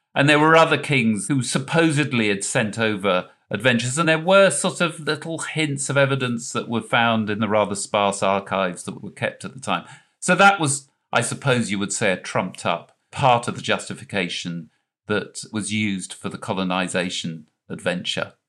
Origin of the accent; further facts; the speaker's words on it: England, United Kingdom; in England, we have nothing like the James River